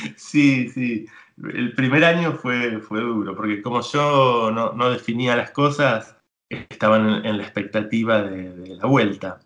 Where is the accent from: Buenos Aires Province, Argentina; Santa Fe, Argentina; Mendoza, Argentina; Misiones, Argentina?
Buenos Aires Province, Argentina; Tigre; yo soy de, Buenos Aires, pero no soy porteño, soy de, un lugar que se, llama Tigre.